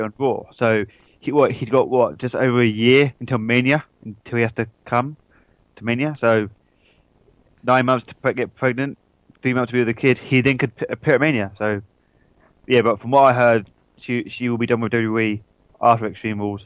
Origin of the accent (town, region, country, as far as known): United Kingdom